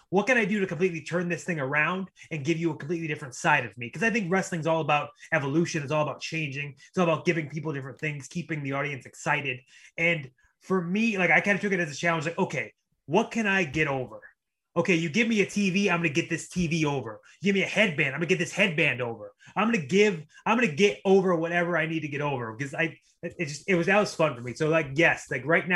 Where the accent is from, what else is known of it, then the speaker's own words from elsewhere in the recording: Cleveland, Ohio, United States; I'm a kid from Cleveland, Ohio